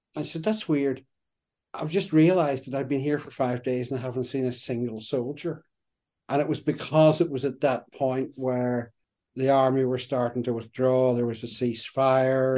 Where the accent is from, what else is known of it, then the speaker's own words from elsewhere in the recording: Derry, Northern Ireland, United Kingdom; also born or lived in Belfast; I grew up in Derry